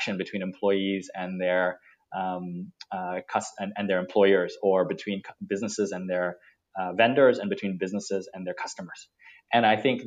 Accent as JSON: {"language": "English", "country": "Singapore", "said": "I sit in Singapore and like yourself, I'm Singaporean"}